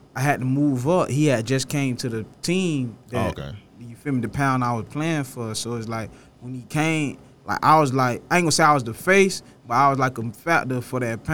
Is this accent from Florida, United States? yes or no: yes; Pompano Beach, Florida, United States; growing up in Pompano, I mean, it's the trenches, so I'm in the hood with it.